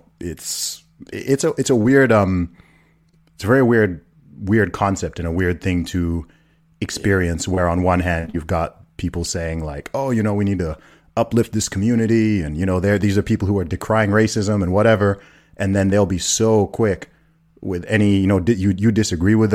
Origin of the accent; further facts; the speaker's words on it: United Kingdom; I'm from the UK. I'm British and Nigerian, so I'm not a Black American.